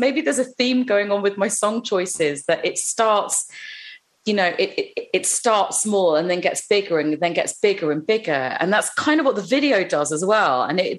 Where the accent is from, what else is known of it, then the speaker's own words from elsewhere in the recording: London, United Kingdom; I grew up on the intersection of a very, very busy road that took you to the suburbs, which is where all of the Indian community that I grew up around were around.